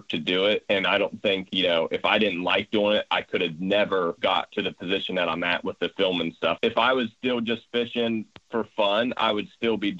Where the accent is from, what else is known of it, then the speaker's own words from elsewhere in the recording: Ohio, United States; we're from Ohio